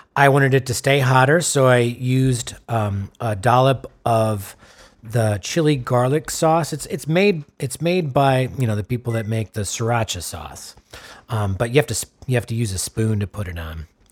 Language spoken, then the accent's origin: English; Wisconsin, United States; my home state of Wisconsin.